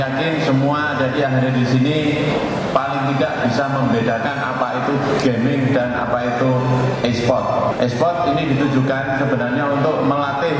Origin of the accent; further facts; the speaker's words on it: Banyuwangi, East Java, Indonesia; kita sebagai warga Banyuwangi